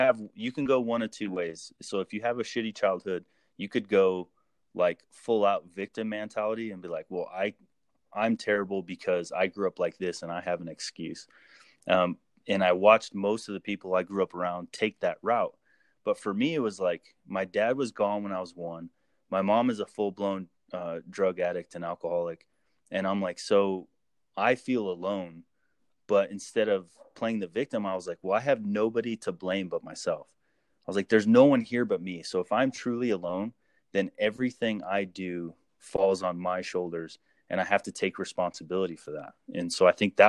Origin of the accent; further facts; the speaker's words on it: Phelan, California, United States; I grew up in Phelan, California, which is just a tiny little town.